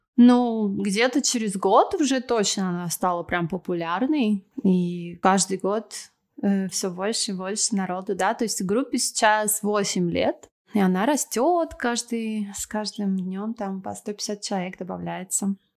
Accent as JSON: {"language": "Russian", "country": "Russia", "also_born_or_lived": "Moscow, Russia", "moved": "as an adult", "lives_now": "Argentina", "said": "душа у меня русская"}